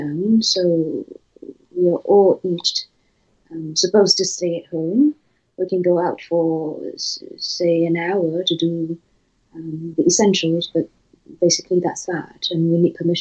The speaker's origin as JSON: {"language": "English", "country": "Singapore", "tie": "born or raised there", "also_born_or_lived": "New York", "moved": "as an adult", "lives_now": "Paris, France", "said": "I was born in Singapore, and I went to New York for my studies"}